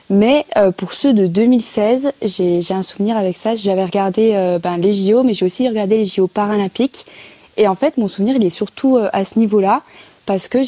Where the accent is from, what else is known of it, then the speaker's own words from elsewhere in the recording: Bourgogne-Franche-Comté, France; C'est ça, c'est en France, c'est une chance hein, pour ma génération de pouvoir faire des Jeux